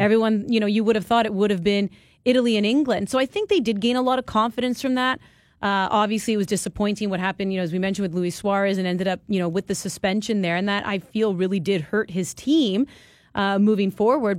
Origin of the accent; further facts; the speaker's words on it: Vaughan, Ontario, Canada; it's my hometown. It is Vaughan, Ontario